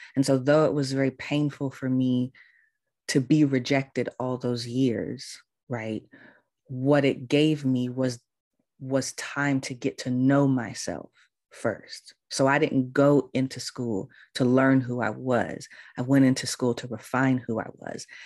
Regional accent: California, United States; moved away as an adult; also born or lived in Baltimore, Maryland; I'm from California. All my family's in California. I had never lived anywhere else before outside of California

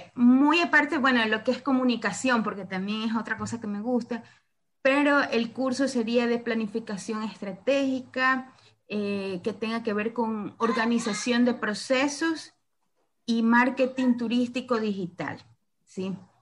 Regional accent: Santa Elena, Ecuador; yo también soy de Ecuador, pero soy de la parte costera, de la provincia de Santa Elena

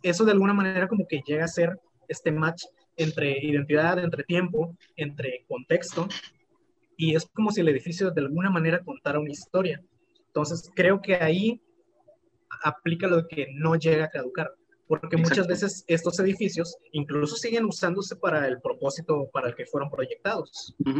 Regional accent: Tlalmanalco, State of Mexico, Mexico; de Tlalmanalco

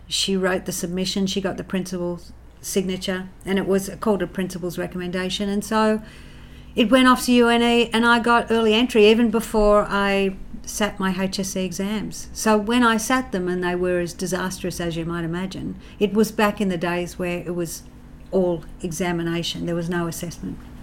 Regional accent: Central Coast, New South Wales, Australia; I grew up in the Housing Commission on the Central Coast

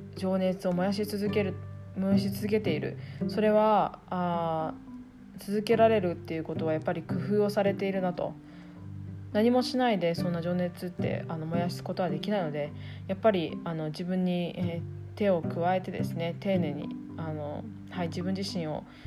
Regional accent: Iwate, Japan; moved away as an adult; also born or lived in New Zealand / Tokyo, Japan; 出身は岩手県、えー、高校まで岩手におりました

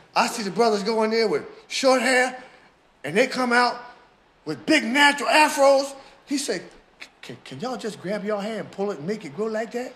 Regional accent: Philadelphia, Pennsylvania, United States; Born in Philadelphia, in the house

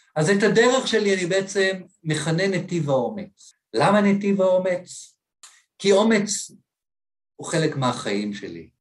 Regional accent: Ramat Gan, Tel Aviv District, Israel; לשדרה שהייתי גר שם ברחוב ברמת גן

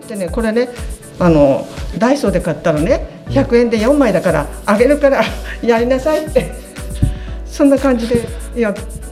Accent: Memuro, Hokkaido, Japan; 目室町平和ってど田舎です

